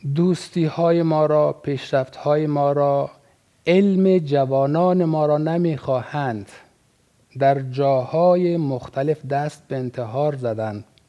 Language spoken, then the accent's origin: Persian; Afghanistan; به عنوان یک افغانستانی